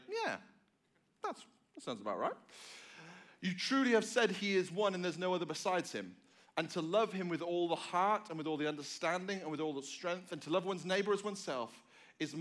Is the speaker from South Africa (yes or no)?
no; England, United Kingdom; moved away; I am from England. I am not from Australia.